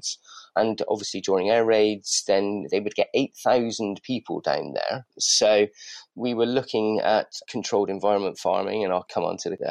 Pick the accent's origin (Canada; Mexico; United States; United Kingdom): United Kingdom; Bristol, South West England; moved away as an adult; now in London, United Kingdom; We're old friends from Bristol. You may be able to detect a slight accent. I'd moved up to London about 20 years ago.